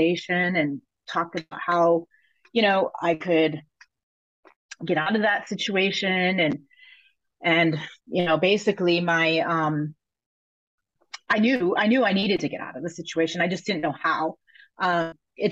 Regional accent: Connecticut, United States; moved away as an adult; also born or lived in North Carolina; I was living in, North Carolina at the time. And I'm from Connecticut.

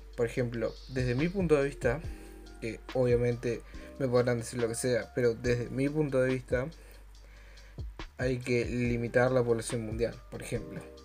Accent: Argentina; yo soy argentino, solo puedo hacer cosas de argentino

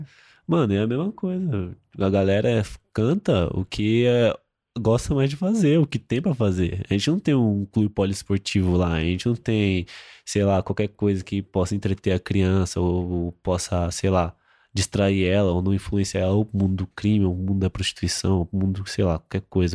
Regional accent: São Paulo, Brazil; eu sou de Itaquera, eu tenho 20 anos

